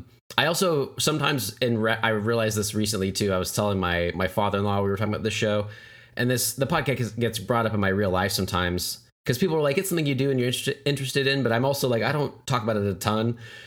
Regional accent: Broken Arrow, Oklahoma, United States; Brent and I grew up here, we grew up in Broken Arrow, Oklahoma

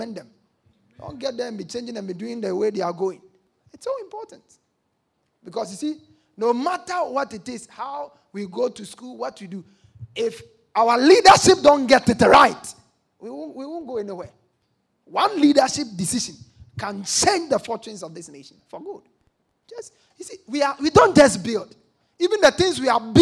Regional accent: Ghana; I'm even a Ghanaian.

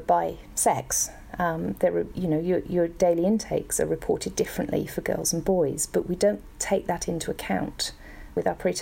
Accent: Brockworth, South West England, United Kingdom; moved away as an adult; also born or lived in London, United Kingdom / New Zealand; I grew up in Brockworth in the UK

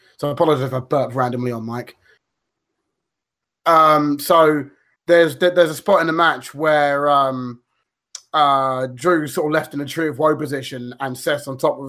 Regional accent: Scotland, United Kingdom; sheep thinks Wales, mate. I'm from Scotland.

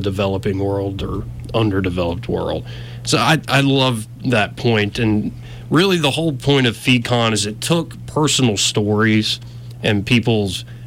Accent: Montgomery, Alabama, United States; I'm from Montgomery, Alabama. I am this country bumpkin

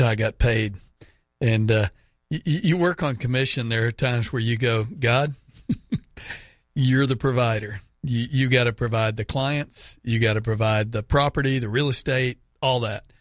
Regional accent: United States; I'm saying this as an American

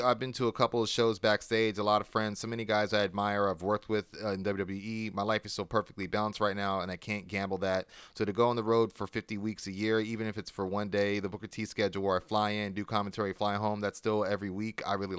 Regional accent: Canada; Thing is, I'm Canadian, so to bring me in for a one-off, they have to get a work visa.

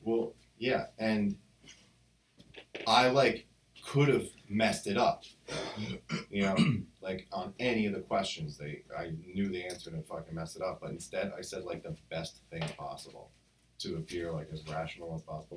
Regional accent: New Jersey, United States; moved away; I was from New Jersey

